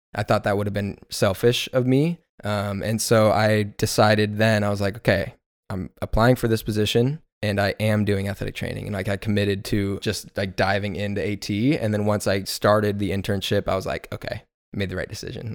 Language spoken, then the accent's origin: English; Inland Empire, Southern California, United States; also born or lived in New Mexico; I'm from Inland Empire in Southern California, born and raised